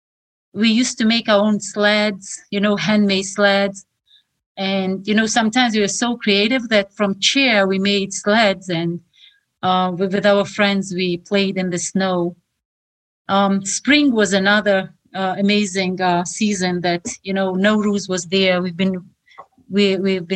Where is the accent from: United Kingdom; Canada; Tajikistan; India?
Tajikistan; Khorog, Gorno-Badakhshan; English is a second language; moved away as an adult; now in United States; I was born in Horog, it's a small city in Tajikistan, and I was born in the context of Soviet Union.